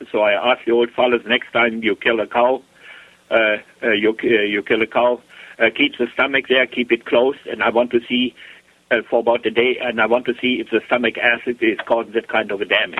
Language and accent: English; Germany; moved away as an adult; now in Canada; I was born, I grew up over there in Germany.